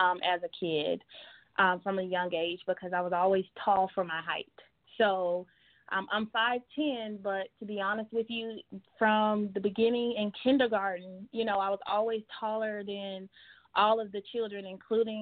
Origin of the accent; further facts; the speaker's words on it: Atlanta, Georgia, United States; also born or lived in Phoenix, Arizona; born in Phoenix, but most of my life I was actually raised in Atlanta